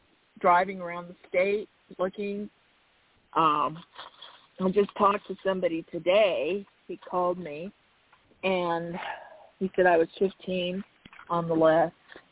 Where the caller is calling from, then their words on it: Arizona, United States; I'm …, and I'm from Arizona.